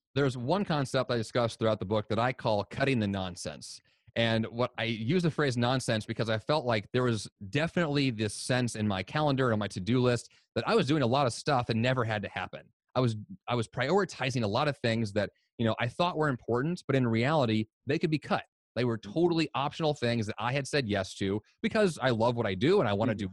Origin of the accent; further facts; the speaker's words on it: Columbia, Missouri, United States; moved away as an adult; also born or lived in Boston; I grew up in Columbia, Missouri, in the United States